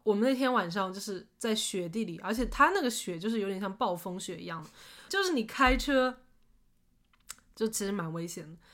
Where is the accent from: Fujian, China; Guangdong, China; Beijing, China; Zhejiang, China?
Zhejiang, China; Shaoxing; now in Seattle, United States; 因为是我是在绍兴长大